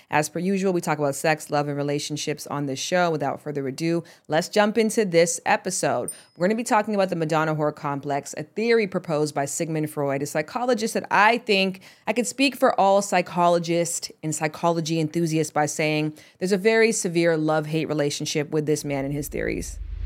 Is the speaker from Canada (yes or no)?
yes; Canada; moved away; Like most Canadians, I grew up learning French